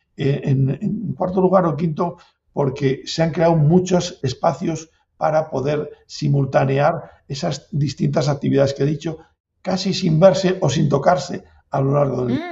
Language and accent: Spanish; Valbuena de Duero, Castile and León, Spain; also born or lived in La Rioja; Yo soy de, aquí, de, de, Valladolid, de Valbuena, y, adoptado riojano también